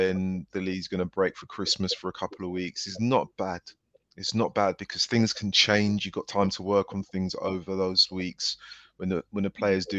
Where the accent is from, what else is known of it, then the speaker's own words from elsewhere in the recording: London, United Kingdom; I'm a Londoner